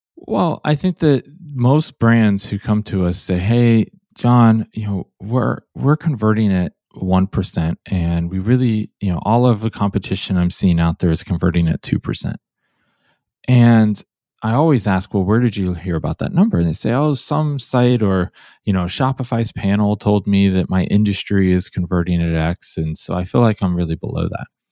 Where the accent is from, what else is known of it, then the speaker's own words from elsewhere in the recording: Cleveland, Ohio, United States; now in Portland, United States; I grew up in Cleveland, Ohio